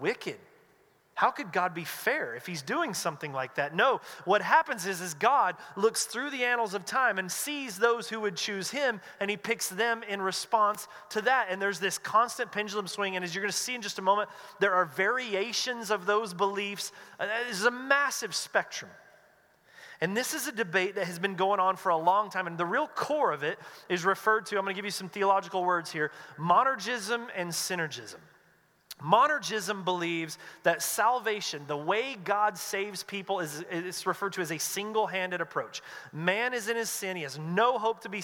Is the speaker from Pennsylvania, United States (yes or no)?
no; North Carolina, United States; moved away as an adult; now in West Coast, United States; I grew up in North Carolina in a Southern Baptist church